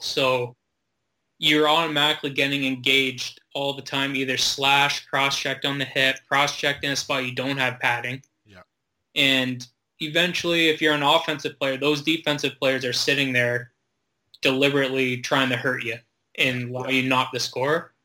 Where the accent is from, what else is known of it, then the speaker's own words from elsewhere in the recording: Fergus/Elora area, Ontario, Canada; I played in my hometown mm-hmm. and stayed there, and most of the players were from Elora or Fergus